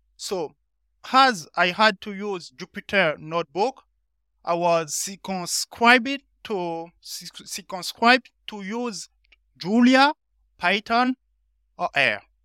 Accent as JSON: {"language": "English", "country": "Benin", "moved": "as an adult", "lives_now": "France", "said": "I'm from Benin, a small country next to Nigeria in West Africa. So, I'm currently in France since, uh, twenty fifteen."}